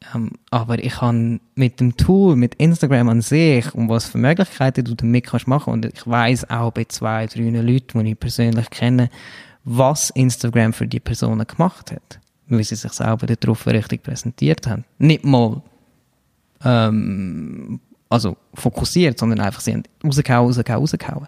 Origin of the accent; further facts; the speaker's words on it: Brugg, Aargau, Switzerland; moved away as an adult; also born or lived in Zurich / London; Ich bin Aargauer